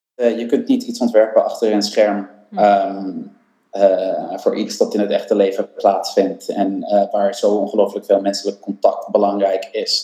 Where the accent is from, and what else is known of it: Netherlands